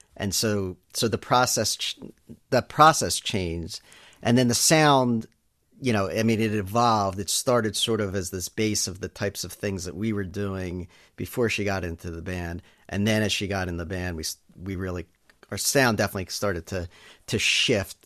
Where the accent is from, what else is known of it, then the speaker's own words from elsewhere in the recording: Elkins Park, Pennsylvania, United States; also born or lived in Pittsburgh; I'm a Philly area guy. Grew up um, mostly in Elkins Park, uh, which is a suburb of Philly